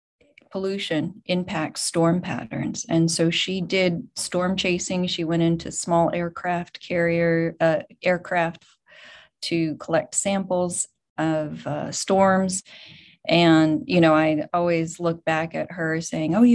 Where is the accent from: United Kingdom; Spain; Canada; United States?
United States; Boulder, Colorado; moved away as an adult; also born or lived in California; I grew up in Boulder, and I grew up going to every single CU Buffaloes game.